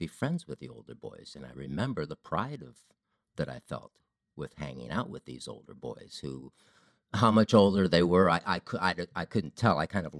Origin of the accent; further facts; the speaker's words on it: Ohio, United States; I grew up in Ohio.